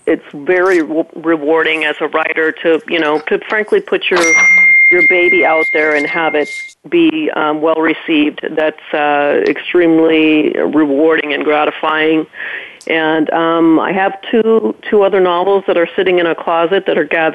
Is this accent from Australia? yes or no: no; Jamaica; moved away; growing up in Jamaica, just, you know, it's an absolutely beautiful island, and I loved it.